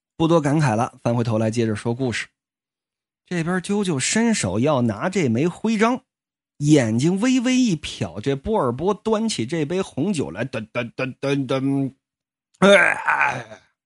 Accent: Jinzhou, Liaoning, China; 在我老家就辽宁锦州啊

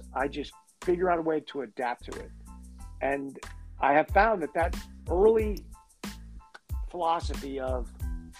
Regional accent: Connecticut, United States; moved away as an adult; also born or lived in Boston; I'm from Connecticut, but I was in college in Boston.

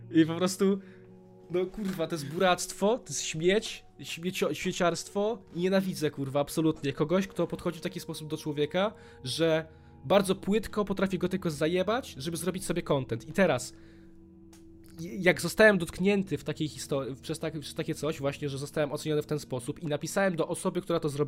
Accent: Warsaw, Masovian Voivodeship, Poland; jesteśmy z Warszawki

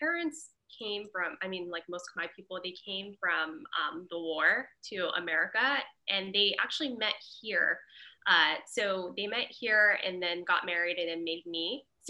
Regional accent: San Gabriel, California, United States; also born or lived in Long Beach, California; Well, so I guess I'm second generation. Growing up, I grew up in San Gabriel and then moved to Long Beach. So it was really different. Like growing up in San Gabriel, there's not a lot of Khmer people.

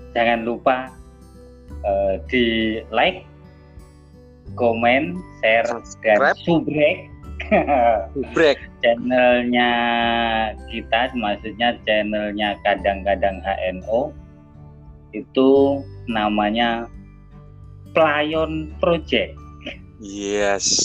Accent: Yogyakarta, Special Region of Yogyakarta, Indonesia; Lah, aku aslinya Jogja mas.

